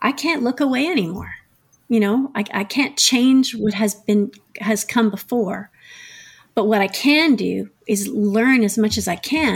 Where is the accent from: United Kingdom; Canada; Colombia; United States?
Canada; Ottawa, Ontario; moved away as an adult; also born or lived in Montreal; I grew up in Ottawa.